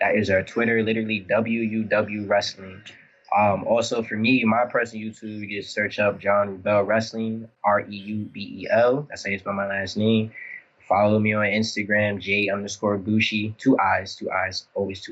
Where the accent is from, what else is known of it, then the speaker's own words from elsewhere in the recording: New York City, New York, United States; I'm from the Bronx